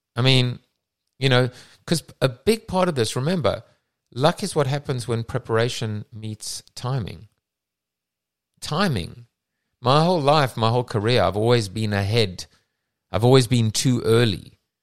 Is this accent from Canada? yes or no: no; South Africa; moved away; I come from South Africa